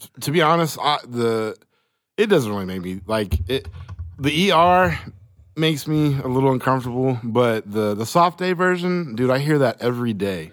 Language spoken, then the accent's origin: English; Choctaw, Oklahoma, United States; I grew up in Choctaw